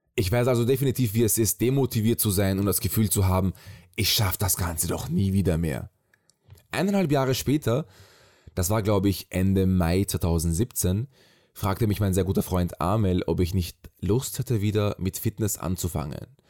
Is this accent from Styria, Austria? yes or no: yes; Graz, Styria, Austria; moved away as an adult; now in Vienna, Austria; Geboren bin ich in Graz, aus der Stadt des berühmten Arnold Schwarzenegger. Mit 18 bin ich nach Wien gezogen.